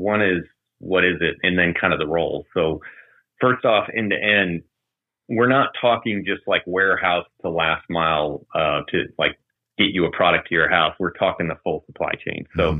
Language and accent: English; Maryland, United States; born there; also born or lived in Japan; now in Atlanta, United States; But I was born in Maryland, lived in Japan, in a number of other parts of the U.S. Ended up here in Atlanta as a naval officer